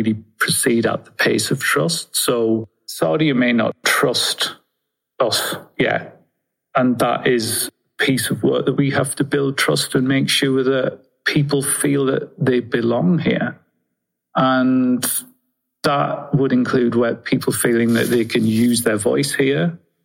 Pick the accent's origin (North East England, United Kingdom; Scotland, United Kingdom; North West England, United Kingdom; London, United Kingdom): North East England, United Kingdom; Sunderland; I'm from Sunderland in Northeast England